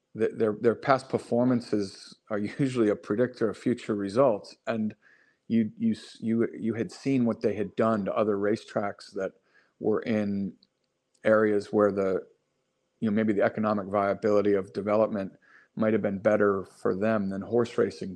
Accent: River Forest, Illinois, United States; I grew up outside Chicago in a town called River Forest

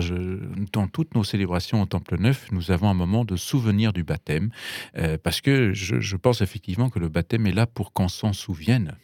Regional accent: Bavaria, Germany; French is a second language; moved away as an adult; also born or lived in Paris, France / Munich / New York; now in France; Je, suis donc d'origine allemande, j'ai grandi en Bavière

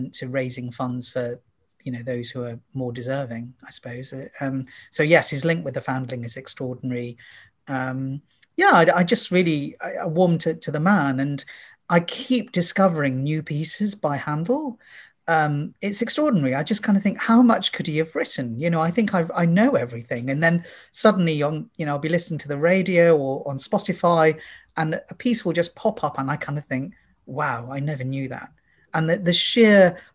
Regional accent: India; now in London, United Kingdom; I wasn't born in the UK. I've become naturalized. I've become a British citizen. I was born in India.

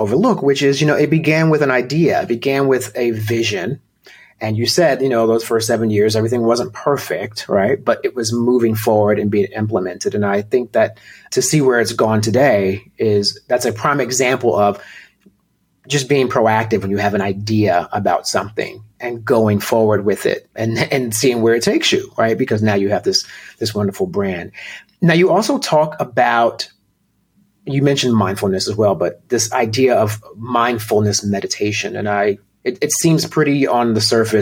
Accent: Virginia, United States; moved away; also born or lived in New Jersey; Virginia, where we were all, you know, where we were all from

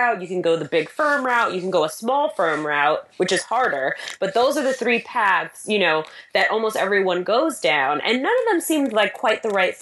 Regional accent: New York, United States; I am a New Yorker, a mom, a wife

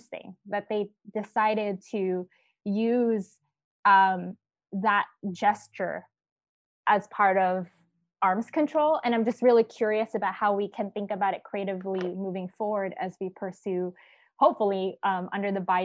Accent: United States; as an American

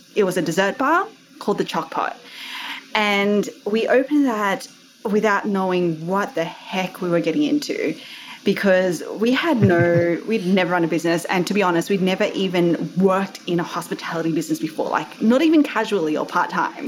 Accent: Australia; accent: Aussie; also born or lived in Sydney, Australia; You might be able to tell from my accent, I am Aussie.

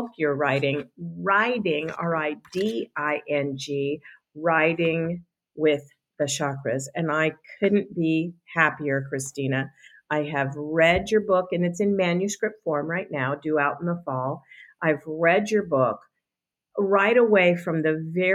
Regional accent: Boulder, Colorado, United States; I'm from Boulder, Colorado, which is 25 square miles surrounded by reality.

